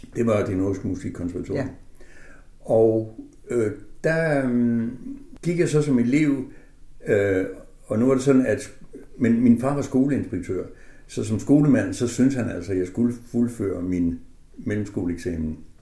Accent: Aså, North Denmark Region, Denmark; jeg er født i Aso, som ligger mellem Tæby og Hals

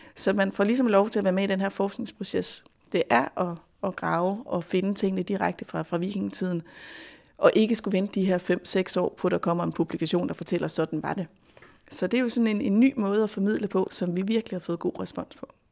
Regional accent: Denmark

